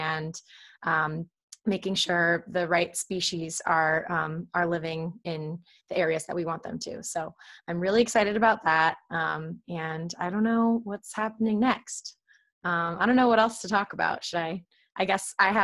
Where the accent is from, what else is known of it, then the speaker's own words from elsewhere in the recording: Alexandria, Virginia, United States; moved away as an adult; now in Cape Cod, United States; I grew up in Alexandria, Virginia